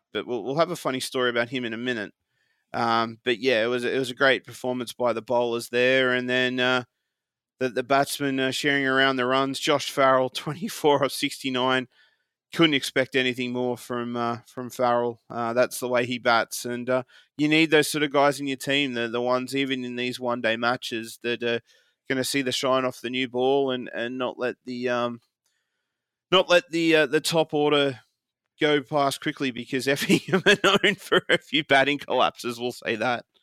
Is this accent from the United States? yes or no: no; Australia; moved away